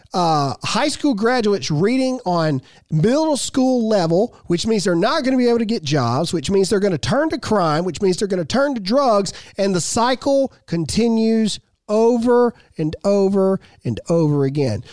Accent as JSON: {"language": "English", "region": "Mississippi", "country": "United States", "said": "I'm a redneck from Mississippi who came from a broken home that has a high school education"}